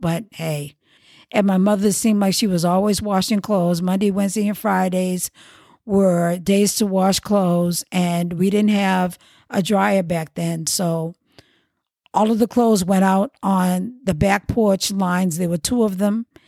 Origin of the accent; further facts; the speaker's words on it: Boston, Massachusetts, United States; I was born in Boston, I grew up in the Roxbury section